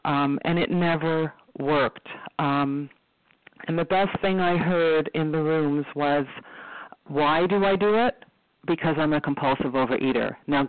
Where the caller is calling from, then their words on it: Toronto, Ontario, Canada; I'm calling from Toronto, Ontario.